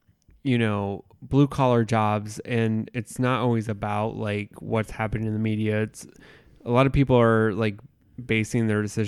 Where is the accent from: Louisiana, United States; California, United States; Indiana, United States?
Indiana, United States; And it's a different, like, growing up in the Midwest in a small town, it's different than living in a city.